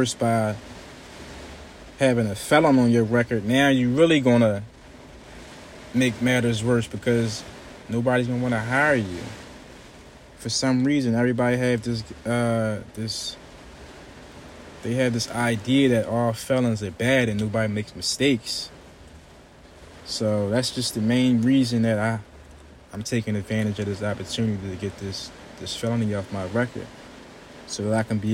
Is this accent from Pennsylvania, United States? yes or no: yes; Philadelphia, Pennsylvania, United States; growing up in Philadelphia